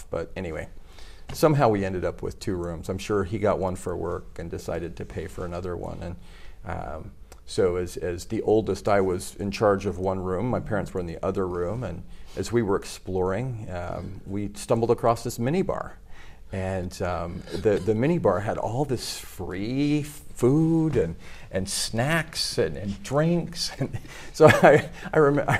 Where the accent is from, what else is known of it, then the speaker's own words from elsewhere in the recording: Utah, United States; moved away as an adult; also born or lived in Japan / Missouri; now in Tokyo, Japan; growing up in Utah.